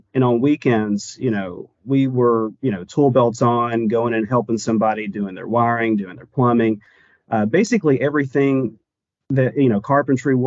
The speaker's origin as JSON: {"language": "English", "town": "Chatsworth", "region": "Georgia", "country": "United States", "tie": "born or raised there", "also_born_or_lived": "Dalton, Georgia", "said": "growing up in and around that area"}